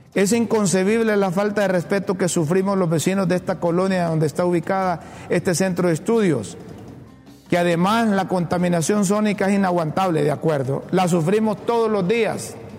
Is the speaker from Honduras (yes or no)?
yes; Honduras; Yo soy hondureño